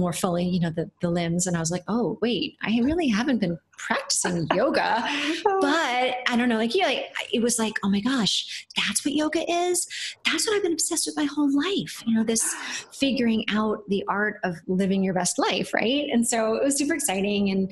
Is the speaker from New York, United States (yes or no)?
yes; New Paltz, New York, United States; I grew up on a farm upstate, not that far upstate, about 90 miles north of New York City, around New Paltz, New York.